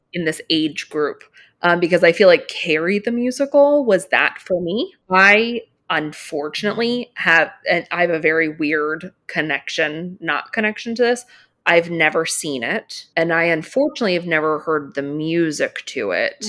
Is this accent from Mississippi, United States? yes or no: no; Philadelphia, Pennsylvania, United States; I grew up in Philly, so a little farther from New York